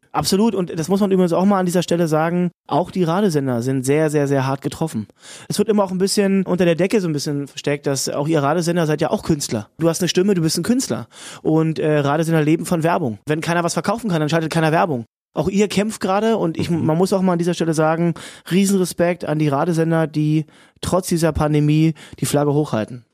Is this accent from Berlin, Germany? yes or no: no; Cottbus, Brandenburg, Germany; in meiner Heimatstadt Cottbus